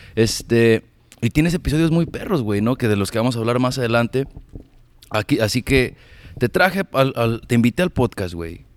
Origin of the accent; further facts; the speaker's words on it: Ameca, Jalisco, Mexico; now in United States; Yo no nací en Guadalajara, pero crecí en, Ameca, Jalisco